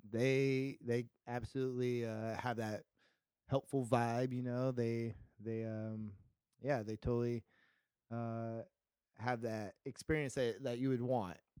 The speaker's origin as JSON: {"language": "English", "town": "Visalia", "region": "California", "country": "United States", "said": "I'm from California, Central California, Visalia is near Fresno"}